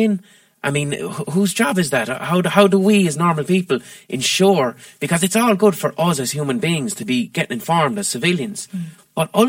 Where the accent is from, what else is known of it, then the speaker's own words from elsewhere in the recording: Ireland; we as Irish people